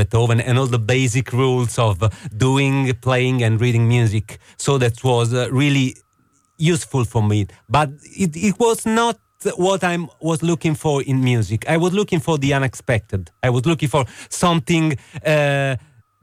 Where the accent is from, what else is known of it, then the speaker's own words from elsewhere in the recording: Rome, Lazio, Italy; I'm from Rome